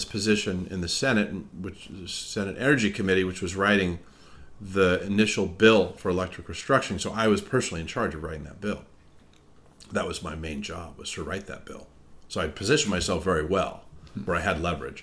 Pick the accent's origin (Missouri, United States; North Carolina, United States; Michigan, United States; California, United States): California, United States; moved away as an adult; also born or lived in Massachusetts; I'm from California